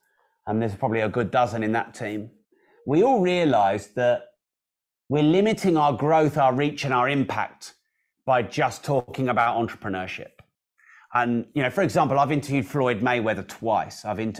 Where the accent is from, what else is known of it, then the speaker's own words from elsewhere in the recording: United Kingdom; now in United States; I am British, and there aren't many of us Brits taking over America.